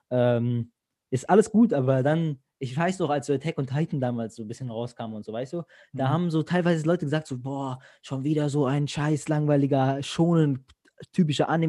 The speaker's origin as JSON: {"language": "German", "country": "Greece", "lives_now": "Germany", "said": "Zum Beispiel jetzt ich als Grieche so, bei uns wird nichts synchronisiert im Fernseher in Griechenland"}